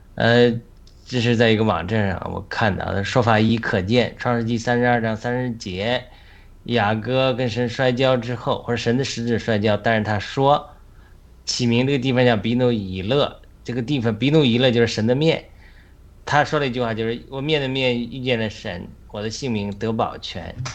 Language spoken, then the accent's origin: Chinese; China; 我们中国人